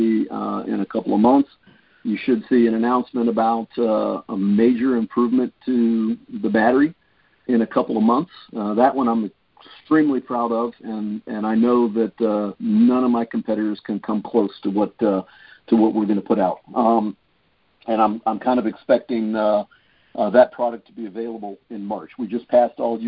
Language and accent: English; East Coast, United States; now in California, United States; I grew up on the East Coast